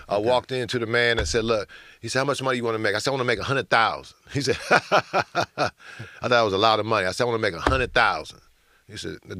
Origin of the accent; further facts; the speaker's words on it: Oakland, California, United States; moved away as an adult; also born or lived in Los Angeles; I came from Oakland.